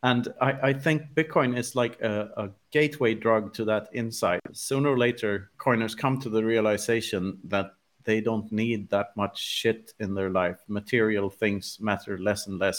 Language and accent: English; Sweden; growing up in Sweden in the 80s